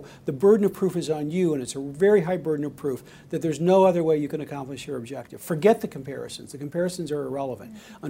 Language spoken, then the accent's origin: English; Kennewick, Washington, United States; moved away; from my hometown, the trial was in Kennewick, Washington. I graduated from Kennewick High School